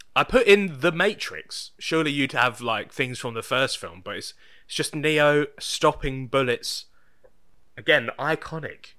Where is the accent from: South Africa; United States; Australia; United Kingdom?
United Kingdom; me being British.